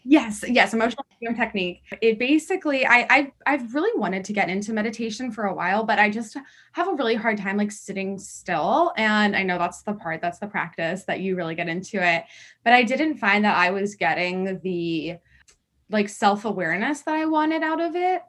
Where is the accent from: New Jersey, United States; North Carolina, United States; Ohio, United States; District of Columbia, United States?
District of Columbia, United States; Washington; moved away; I'm actually originally from Washington, D C